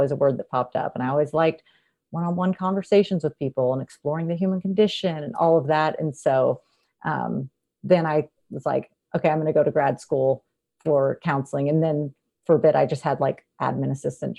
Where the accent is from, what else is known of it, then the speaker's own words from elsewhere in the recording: North Texas, United States; also born or lived in San Antonio, Texas; I'm from North Texas